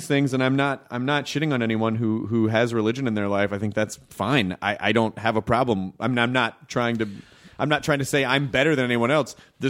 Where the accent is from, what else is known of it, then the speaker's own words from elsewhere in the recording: the South, United States; And growing up in the South, there's a giant, like, you're in the that's the Bible Belt.